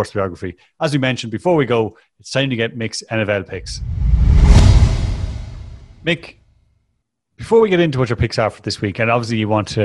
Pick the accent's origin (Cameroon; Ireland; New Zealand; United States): Ireland; an Irish person